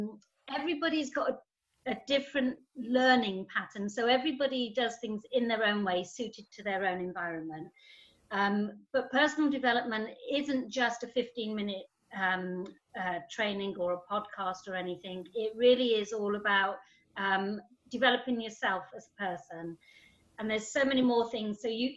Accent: Germany; oh, well, I grew up in Germany and I didn't really have anything and I didn't really know.

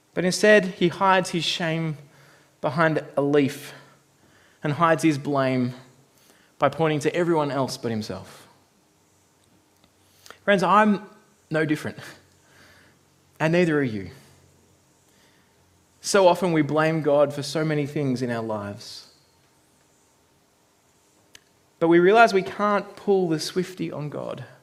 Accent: Australia; now in New Zealand; growing up in Australia

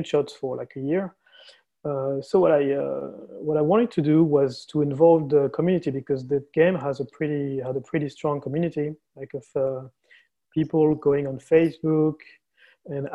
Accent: France; also born or lived in Barcelona, Spain; I'm from France, currently based in Paris

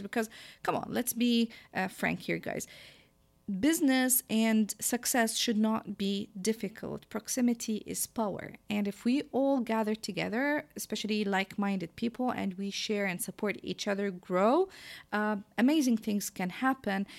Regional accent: Jordan; born or raised there; English is a second language; moved away as an adult

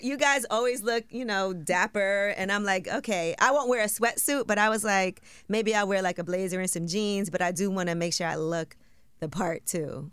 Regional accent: New York City, New York, United States; I'm from Brooklyn. I live there now

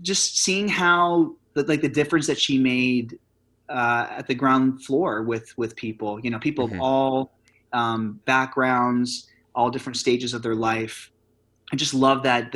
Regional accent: Forty Fort, Pennsylvania, United States; now in New York City, United States; a small town called Forty Fort, Pennsylvania, which is about 15 to 20 minutes south of Scranton

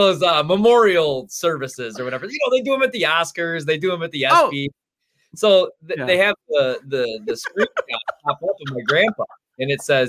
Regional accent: Illinois, United States; Well, no, because weirdly, like I'm from Illinois. So like, you know, I actually grew up a big Hawks fan.

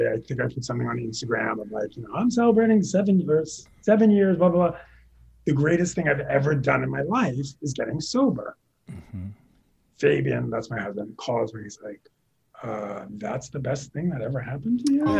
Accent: New York, United States; I'm a New Yorker

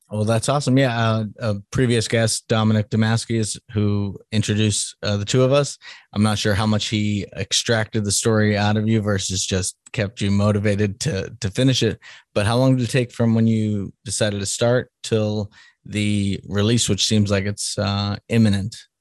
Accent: Salem, Massachusetts, United States; moved away; I'm from Salem, Massachusetts originally, so which is the witch city.

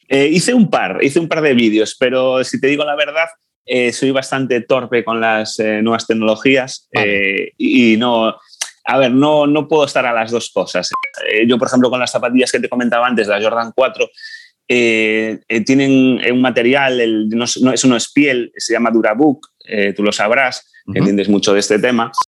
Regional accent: A Coruña, Galicia, Spain; soy de La Coruña, voy a cumplir 40 años.

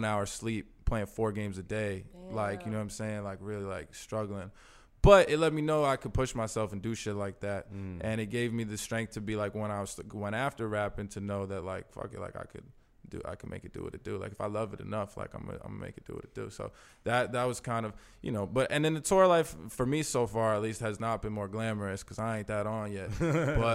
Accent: New York City, New York, United States; I'm from Hell's Kitchen, which was a diverse place at the time, like, even within the context of my building, I grew up with different types

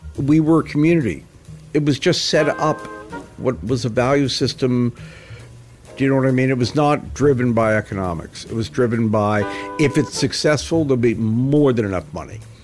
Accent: Canada; moved away; also born or lived in New York / Los Angeles; growing up in Canada

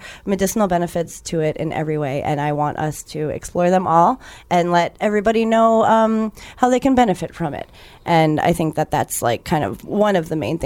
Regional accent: New York, United States; moved away as an adult; now in Los Angeles, United States; I am from the East Coast, and I'm a transplant, like a four-year-old transplant

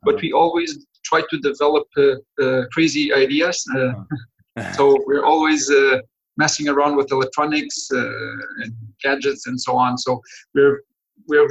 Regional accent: Mozambique; now in Portugal; I'm originally from Mozambique. That's my place of birth

